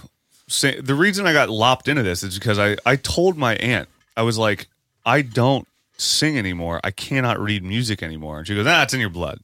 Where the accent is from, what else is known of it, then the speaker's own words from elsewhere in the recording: Parkersburg, West Virginia, United States; moved away; where I'm from. Parkersburg, West Virginia.